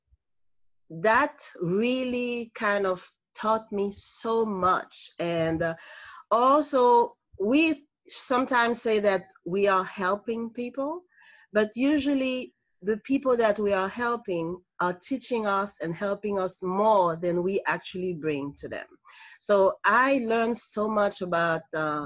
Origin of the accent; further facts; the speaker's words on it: Haiti; moved away as an adult; I am from Haiti, and I immigrated here about 40 years ago. And I went to school here, I mean, to college here.